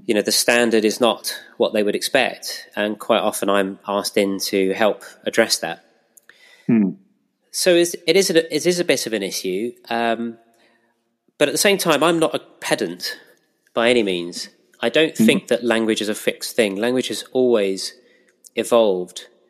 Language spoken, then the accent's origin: English; Pinner, London, United Kingdom; moved away as an adult; also born or lived in Reading / West Bridgford, Nottingham; now in Nottingham, United Kingdom; I'm a North Londoner actually. I grew up in Pinner